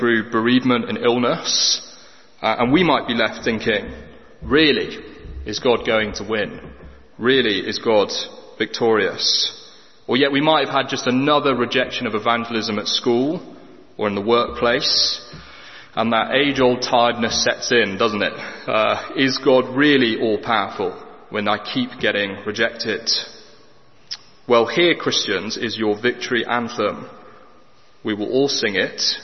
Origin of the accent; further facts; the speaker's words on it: England, United Kingdom; We as the English